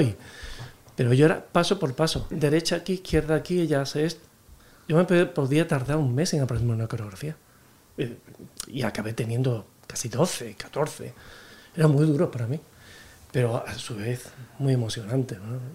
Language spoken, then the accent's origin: Spanish; Alcalá de Guadaíra, Andalusia, Spain; moved away as an adult; also born or lived in London; now in Madrid, Spain; se me quedaba pequeño mi pueblo, que era Alcalá de Guadaira, de Sevilla.